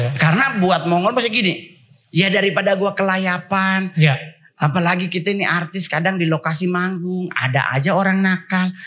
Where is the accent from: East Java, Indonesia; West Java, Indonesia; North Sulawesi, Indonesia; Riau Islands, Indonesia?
North Sulawesi, Indonesia; Manado; moved away as an adult; now in Jakarta, Indonesia; Saya sebagai orang Manado